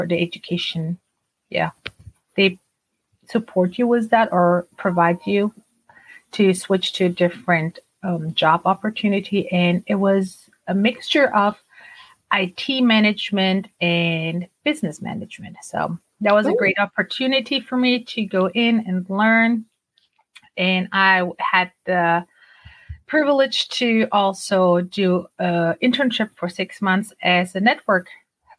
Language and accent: English; Germany; English is a second language; moved away as an adult; now in United States; I grew up in Germany and, you know, I grew up bilingual, meaning we spoke Turkish at home. My parents are from Turkey